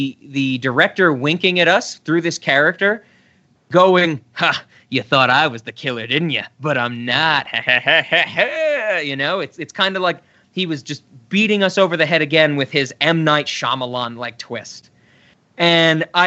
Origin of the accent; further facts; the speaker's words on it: New York City, New York, United States; moved away; I was born in the Bronx, and I got out of the hood